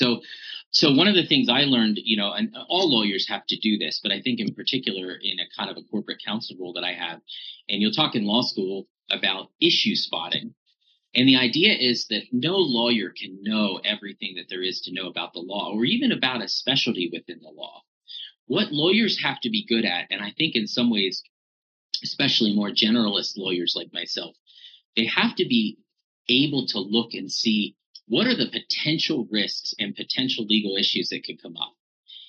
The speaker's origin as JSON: {"language": "English", "town": "Altoona", "region": "Pennsylvania", "country": "United States", "tie": "born or raised there", "said": "I grew up in Central Pennsylvania, went away to Grove City for college, and got really passionate about coming back to my hometown of Altoona"}